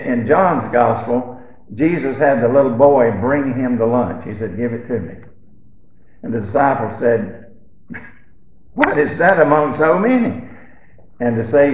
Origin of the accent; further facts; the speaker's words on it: Alabama, United States; when we was growing up in Alabama